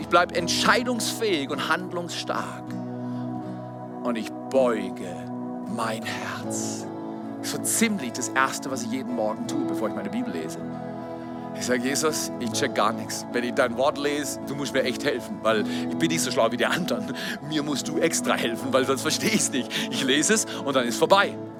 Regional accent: Freiburg, Baden-Württemberg, Germany; in der Zone in Freiburg, wo ich groß geworden bin

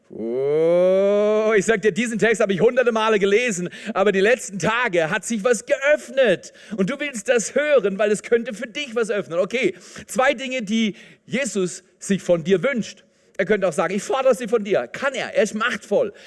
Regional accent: Germany; wir sind noch gut weggekommen als Deutsche

